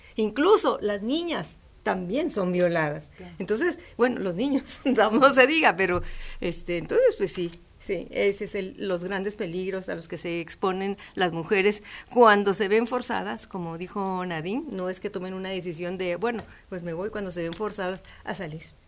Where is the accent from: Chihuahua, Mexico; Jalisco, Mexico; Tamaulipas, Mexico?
Chihuahua, Mexico; Ciudad Juárez; Yo soy fronteriza. Yo soy de Ciudad Juárez, Chihuahua